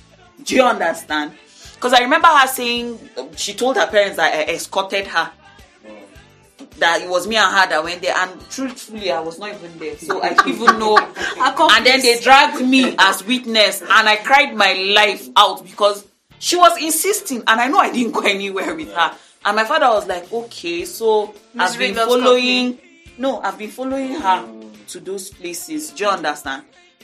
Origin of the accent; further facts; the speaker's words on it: Dogondose, Nigeria; born there; I was born in Dogondose, in a government quarters, you know, this upstairs building that you have.